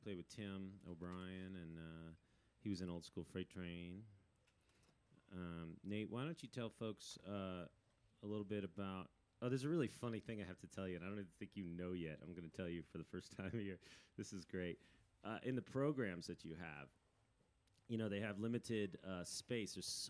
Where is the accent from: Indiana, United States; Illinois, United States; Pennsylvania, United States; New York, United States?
New York, United States; Irvington; moved away; up to my hometown in Irvington, New York